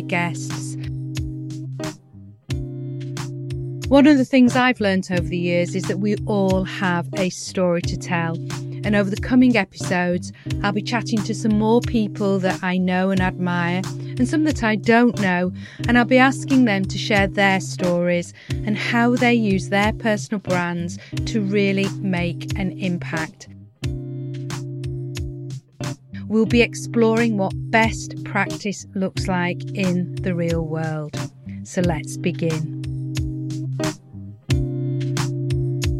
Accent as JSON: {"language": "English", "area": "Lancashire", "region": "North West England", "country": "United Kingdom", "moved": "yes", "lives_now": "Yorkshire, United Kingdom", "said": "we're both Lancashire girls that have made Yorkshire our home"}